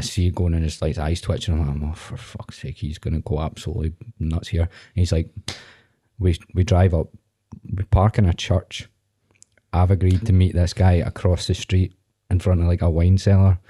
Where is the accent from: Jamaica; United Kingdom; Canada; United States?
United Kingdom; Viewpark, Scotland; I'm from View Park, but that's not any better.